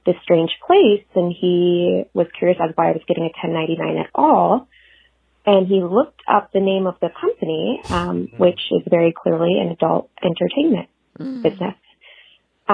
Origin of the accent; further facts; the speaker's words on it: San Francisco, California, United States; moved away as an adult; also born or lived in Los Angeles; I'm from San Francisco, so moved down here